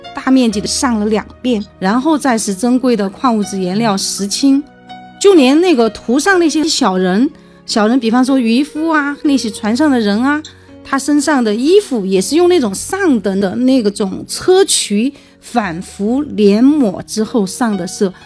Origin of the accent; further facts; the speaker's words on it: China; 我们中国人